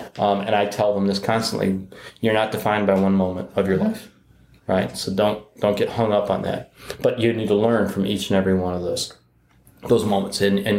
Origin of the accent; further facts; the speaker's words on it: Detroit, Michigan, United States; I'm from Detroit.